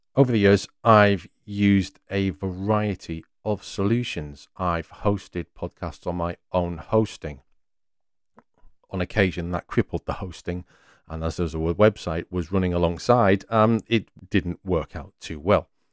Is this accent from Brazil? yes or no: no; North East England, United Kingdom; I'm from the northeast of England, and while I expect you can pick up my words and accent pretty well